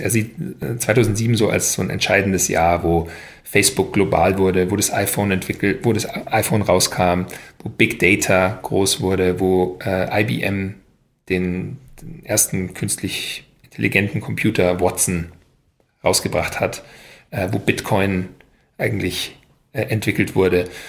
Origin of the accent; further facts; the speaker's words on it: Upper Bavaria, Germany; moved away as an adult; also born or lived in United States / France; now in Berlin, Germany; nach Oberbayern, wo ich aufgewachsen bin